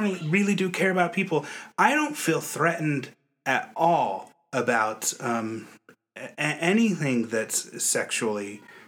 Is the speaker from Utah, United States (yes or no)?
yes; Utah, United States; I'm from Utah.